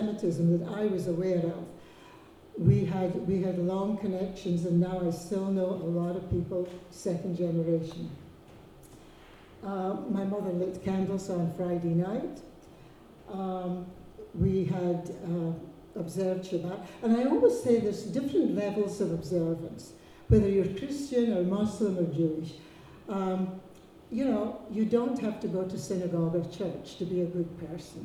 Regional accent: Lerwick, Scotland, United Kingdom; I grew up in Lerwick, and I can speak Shetland without a bear seal. I really had a wonderful childhood

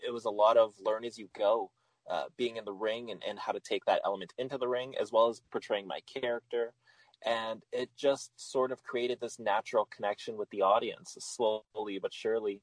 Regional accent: Winnipeg, Manitoba, Canada; Growing up in Winnipeg

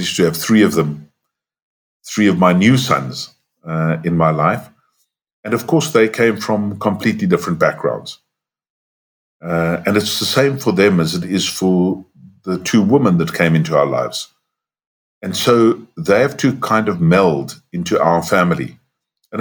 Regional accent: South Africa; we were white growing up in South Africa

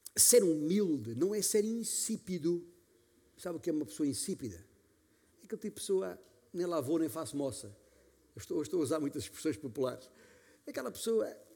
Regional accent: Alentejo, Portugal; como se diz na minha terra, no meu Alentejo

